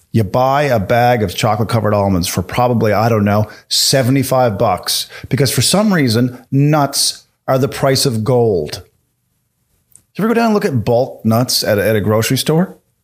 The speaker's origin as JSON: {"language": "English", "country": "Canada", "said": "as a Canadian comedian"}